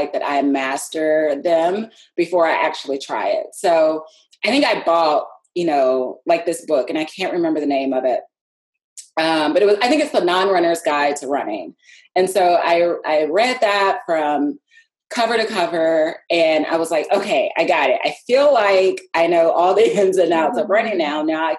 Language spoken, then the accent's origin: English; outside of Nashville, Tennessee, United States; moved away as an adult; also born or lived in Murfreesboro, Tennessee; now in Washington, D.C., United States; I was born and raised outside of Nashville, Tennessee, currently living in Washington, D.C.